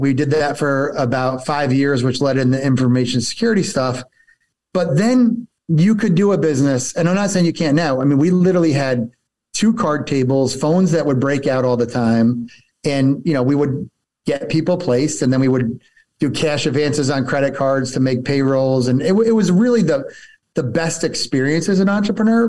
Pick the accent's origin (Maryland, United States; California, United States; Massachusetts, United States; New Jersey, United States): New Jersey, United States; moved away as an adult; also born or lived in Rochester, New York / Atlanta, Georgia; I grew up in New Jersey